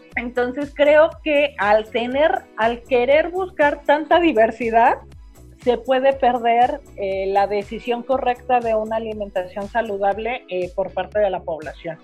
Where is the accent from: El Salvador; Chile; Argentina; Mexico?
Mexico; pensamos que como mexicanos somos gente de maíz